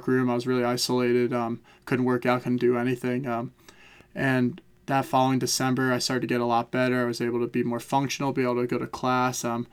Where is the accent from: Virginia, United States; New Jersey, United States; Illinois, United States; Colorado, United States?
New Jersey, United States; Glen Rock; moved away as an adult; also born or lived in Chapel Hill, North Carolina; growing up in Glen Rock with two fine parents